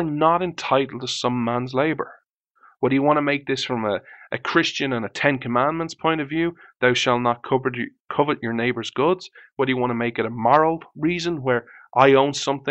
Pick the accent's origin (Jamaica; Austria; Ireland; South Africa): Ireland; I was born in Ireland